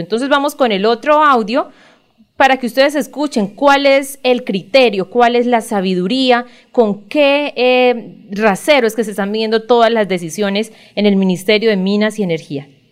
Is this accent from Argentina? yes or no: no; Colombia; como ciudadanos, como colombianos